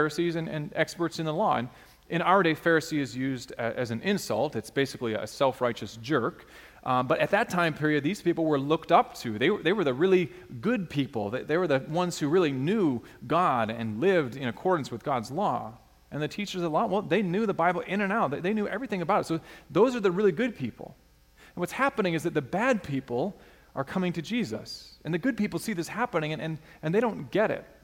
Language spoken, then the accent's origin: English; Alaska, United States; a kid growing up in Alaska wanting to be known for sports